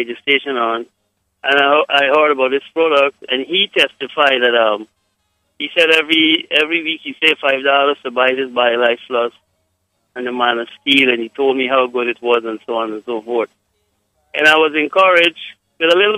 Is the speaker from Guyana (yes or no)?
yes; Guyana; I am from Guyana, but I have, my wife is from Jamaica